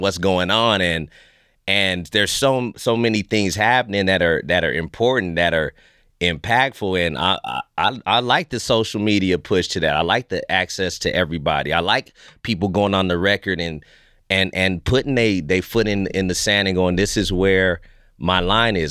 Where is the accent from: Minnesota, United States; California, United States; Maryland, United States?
California, United States; Fresno; moved away as an adult; now in Vancouver, Canada; I'm American made.